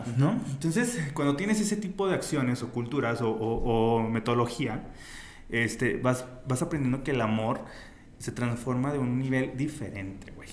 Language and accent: Spanish; Zacatecas, Mexico; si somos zacatecanos